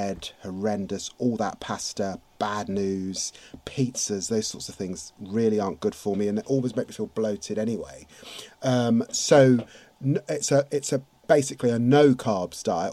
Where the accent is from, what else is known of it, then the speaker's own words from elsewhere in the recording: London, United Kingdom; also born or lived in Finsbury Park, London; born and raised in Tottenham.